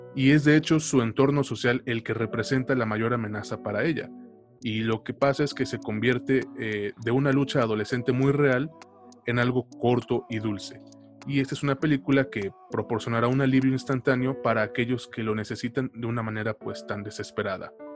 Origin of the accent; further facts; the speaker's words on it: Mexico; a nosotros como mexicanos